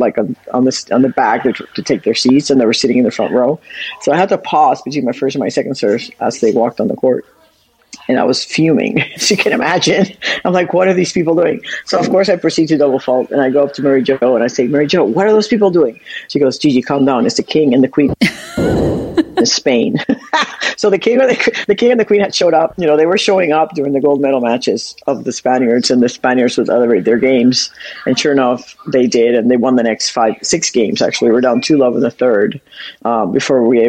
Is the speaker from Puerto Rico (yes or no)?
yes; Puerto Rico; moved away as an adult; I grew up in Puerto Rico until I was 18